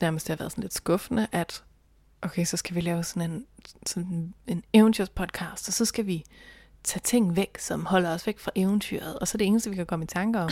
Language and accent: Danish; North Jutland, North Denmark Region, Denmark; moved away; jeg har jo været hjemme i Nordjylland med min kæreste mange gange